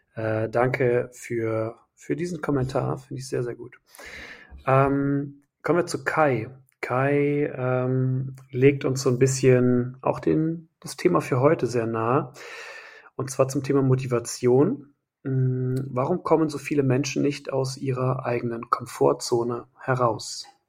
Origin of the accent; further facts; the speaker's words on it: Wiehl / Nümbrecht, North Rhine-Westphalia, Germany; meine Heimat. Wiel Nümbrecht